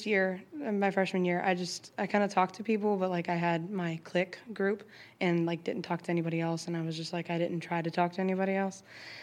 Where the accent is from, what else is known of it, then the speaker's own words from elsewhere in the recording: Charlottesville, Virginia, United States; I'm from Charlottesville, Virginia